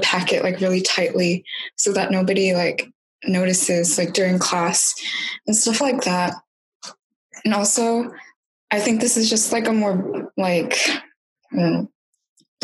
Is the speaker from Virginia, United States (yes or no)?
yes; Northern Virginia, United States; was born and raised in Northern Virginia